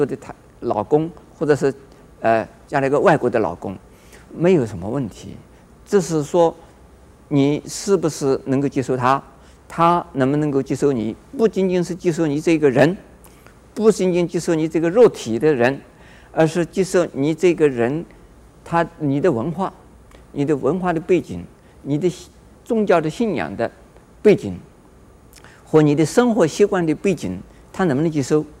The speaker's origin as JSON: {"language": "Chinese", "country": "Taiwan", "said": "也许不是异民族，全部都是台湾人。我们台湾人生在台湾的人"}